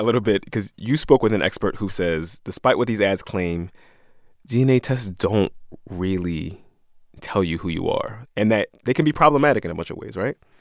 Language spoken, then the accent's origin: English; Philadelphia, Pennsylvania, United States; I feel like I'm from South Philly